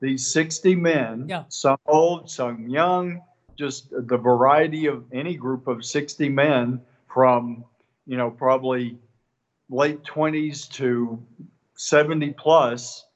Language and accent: English; East Texas, United States; from East Texas